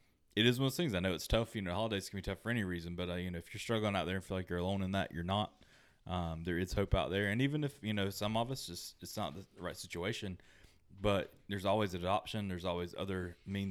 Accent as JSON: {"language": "English", "country": "United States", "tie": "born or raised there", "said": "growing up in America"}